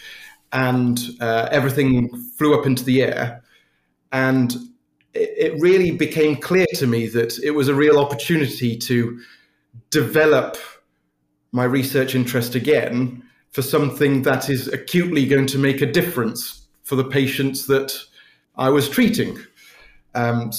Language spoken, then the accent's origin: English; Birmingham, West Midlands, United Kingdom; also born or lived in Oxford; I was born and bred in Birmingham, and I grew up in Handsworth, which is one of our inner city suburbs here in Birmingham